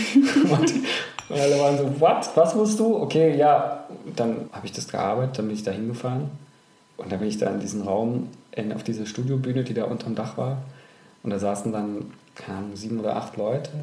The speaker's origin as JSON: {"language": "German", "region": "Thuringia", "country": "Germany", "tie": "born or raised there", "also_born_or_lived": "Hamburg / Düsseldorf", "moved": "as an adult", "said": "Ich bin in Thüringen aufgewachsen"}